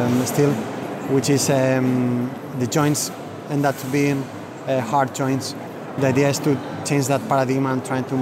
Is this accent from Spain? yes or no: yes; Valencia, Valencian Community, Spain; moved away as an adult; also born or lived in London; I'm from Valencia. I study here, but then I study as well in London for a couple of years, and then I live in London for 15 years and then move back to Valencia